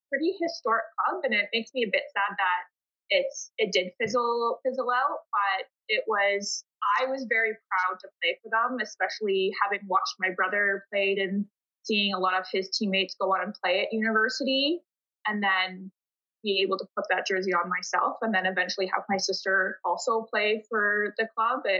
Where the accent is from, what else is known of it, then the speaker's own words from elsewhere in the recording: Peterborough, Ontario, Canada; despite growing up in Peterborough